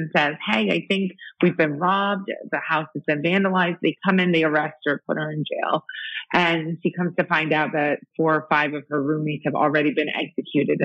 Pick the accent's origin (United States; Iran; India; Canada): Iran; moved away; I'm from Iran